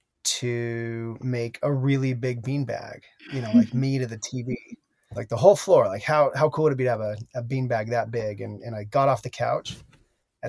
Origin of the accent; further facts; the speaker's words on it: Salt Lake City, Utah, United States; also born or lived in Connecticut; I grew up in Salt Lake City, Utah, in the same home all the way from my birth to through college